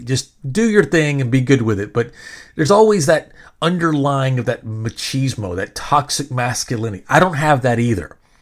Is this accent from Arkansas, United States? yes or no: yes; Benton, Arkansas, United States; now in Texas, United States; I'm seven years old, living in the bottom of a dirt road in a trailer in Benton, Arkansas